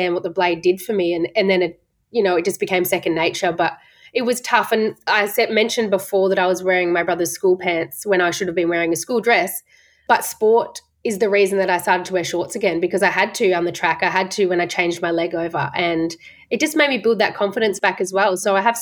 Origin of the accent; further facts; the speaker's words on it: Geelong, Victoria, Australia; moved away as an adult; also born or lived in Melbourne; I moved away from my family from Geelong up to Melbourne